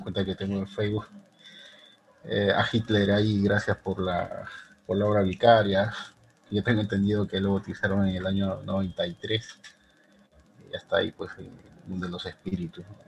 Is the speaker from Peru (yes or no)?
yes; Peru; aquí en mi país, en Perú